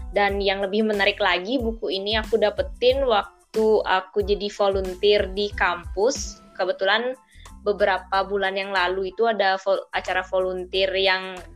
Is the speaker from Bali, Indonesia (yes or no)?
yes; Tabanan, Bali, Indonesia; Aku dari Tabanan, Bali, Indonesia.